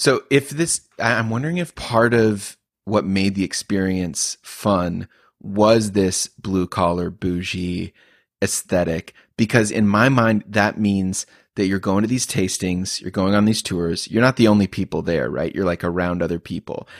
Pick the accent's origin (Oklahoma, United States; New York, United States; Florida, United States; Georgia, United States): Oklahoma, United States; I grew up as a kid, a little kid in Oklahoma